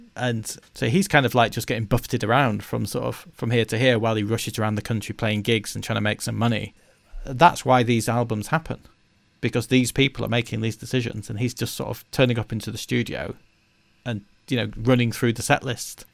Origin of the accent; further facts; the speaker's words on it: United Kingdom; we're British